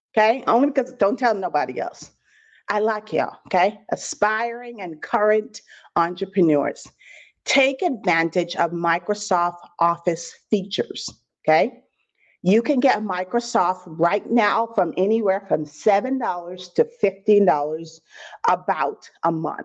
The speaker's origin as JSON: {"language": "English", "country": "Bahamas", "said": "I'm originally from the Bahamas. I don't know if I have any Bahamians on the line, but 242 in the building."}